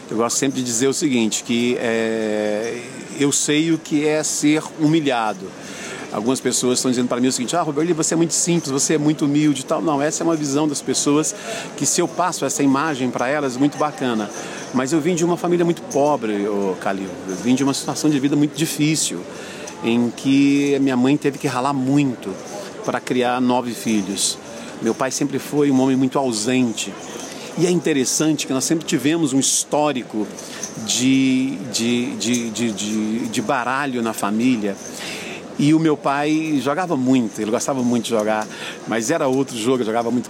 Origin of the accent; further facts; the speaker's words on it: Anápolis, Goiás, Brazil; born there; Bom, eu nasci em Anápolis, né, uma cidade do interior de Goiás. Estou hoje com 49 anos de idade.